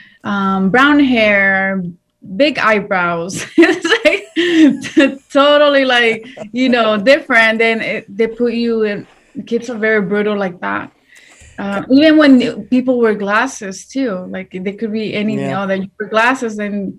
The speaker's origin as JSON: {"language": "English", "region": "Washington", "country": "United States", "tie": "born or raised there", "also_born_or_lived": "Watsonville, California / Mexico", "second_language": "English", "moved": "as an adult", "lives_now": "Los Angeles, United States", "said": "And then at age nine, we moved to Washington State. That's where we pretty much, I lived there for my entire life"}